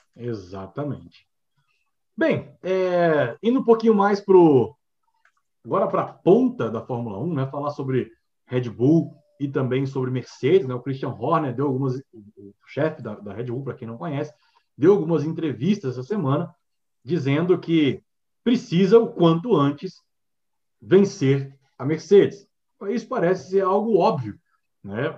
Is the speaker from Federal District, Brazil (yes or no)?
yes; Brasília, Federal District, Brazil; nós somos de Brasília